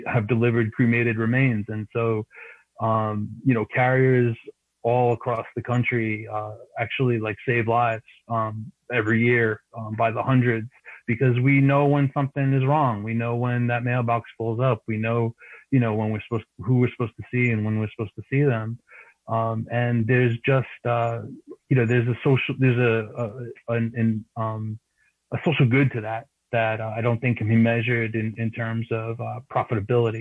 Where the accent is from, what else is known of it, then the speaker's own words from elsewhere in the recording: New York City, New York, United States; I grew up in Queens